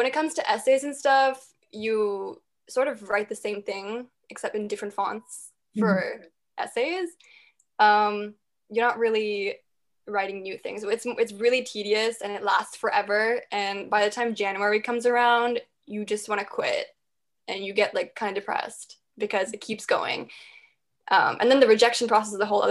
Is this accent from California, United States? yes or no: yes; San Ramon, California, United States; I'm from San Ramon